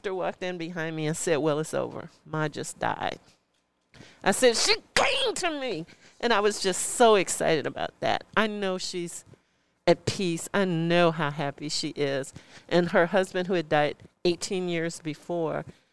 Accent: Chicago, Illinois, United States; now in San Francisco, United States; I am originally from Chicago and moved here in 1986 to San Francisco

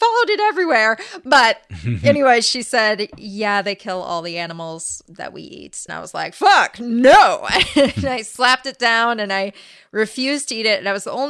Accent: La Crescenta, California, United States; also born or lived in La Cañada; This hospital, at least, is in La Cañada, California, which is next to La Crescenta, California, which is where I grew up.

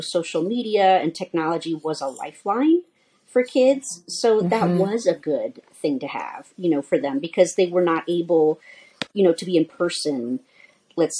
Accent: New Orleans, Louisiana, United States; moved away as an adult; now in Denver, United States; I'm actually from New Orleans, Louisiana

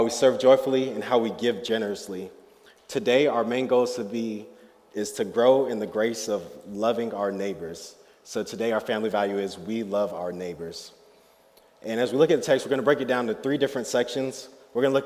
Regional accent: Fort Lauderdale, Florida, United States; now in Greenville, United States; I'm originally from Fort Lauderdale, Florida

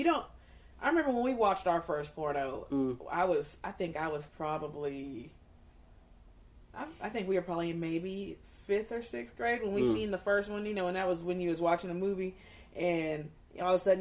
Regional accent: California, United States; now in Oklahoma City, United States; I'm born and raised in California

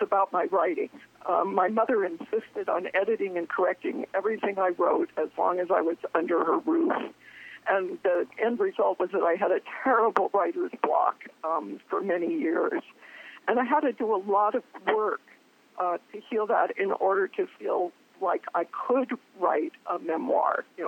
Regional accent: Downey, California, United States; I was raised in Southern California, a small, extremely conservative, very Christian town called Downey, outside of the greater LA area.

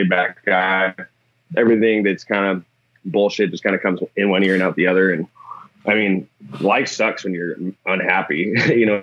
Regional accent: Newport, Washington, United States; I grew up in Newport, Washington, which is like way north of here, pretty close to Canada

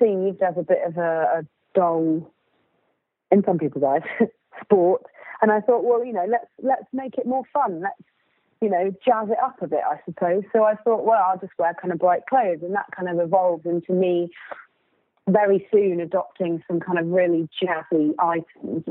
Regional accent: South West England, United Kingdom; I grew up in Southwest England

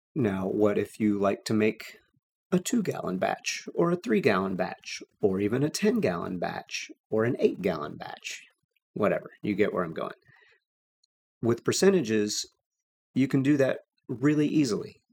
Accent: Texas, United States; growing up in Texas

